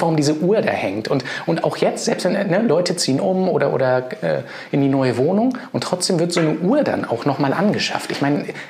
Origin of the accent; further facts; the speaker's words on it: Hamburg, Germany; moved away; Ich bin ja auch Hamburger, geborener sogar, war zwischendrin zwar mal weg, aber bin jetzt auch wieder da.